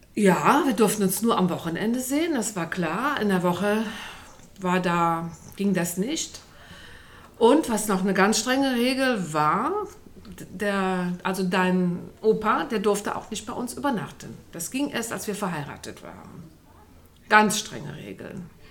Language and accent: German; Mirbach, Germany; in Mirbach, du kennst ja den Ort, wo ich groß geworden bin, der war ja ganz klein, Sebastian, 100 Einwohner nur